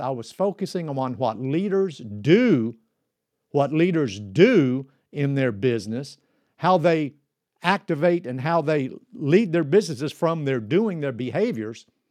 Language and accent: English; Kentucky, United States; a shoeshine boy in a barber shop in my hometown in Kentucky